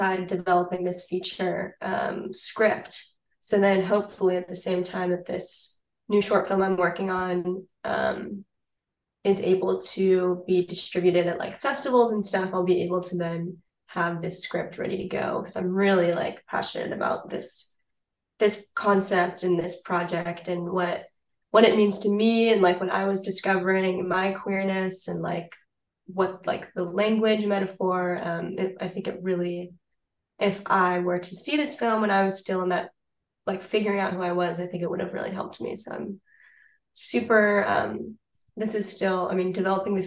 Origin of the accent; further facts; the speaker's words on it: United States; being an American person in Paris